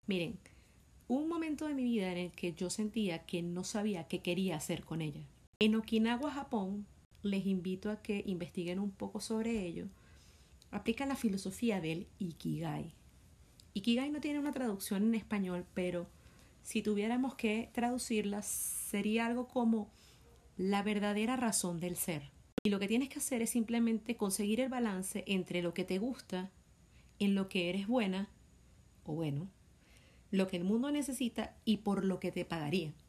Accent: Venezuela; Soy venezolana de nacimiento

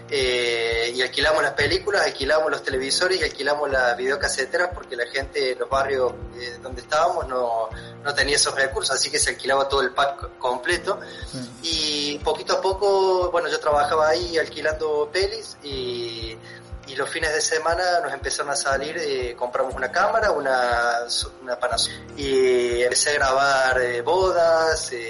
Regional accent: Córdoba, Argentina; Córdoba capital.

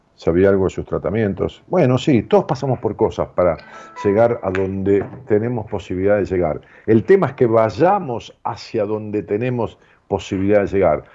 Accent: Argentina; mi pueblo, al pueblo argentino, del cual yo pertenezco, lo digo con conocimiento de causa. Porque yo he vivido aquí, mis padres también

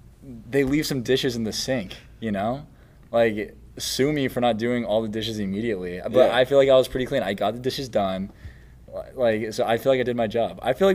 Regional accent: Kailua, Hawaii, United States; now in Los Angeles, United States; I am from Kailua, Hawaii. I am a senior at Loyola Marymount playing on the men's soccer team.

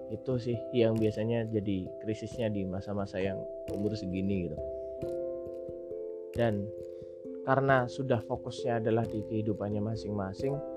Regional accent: Java, Indonesia; accent: medok; saya asli Jawa jadi mungkin bahasa Indonesia-nya agak medok tok kayak gini gitu ya

